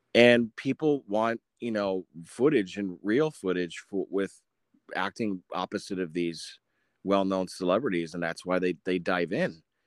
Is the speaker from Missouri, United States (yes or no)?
no; Menasha, Wisconsin, United States; moved away; also born or lived in Orlando, Florida; I was born and raised in Menasha, Wisconsin